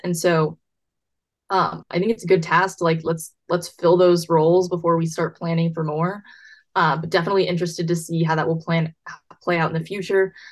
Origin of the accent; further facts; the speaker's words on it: Buda, Texas, United States; I'm from Buda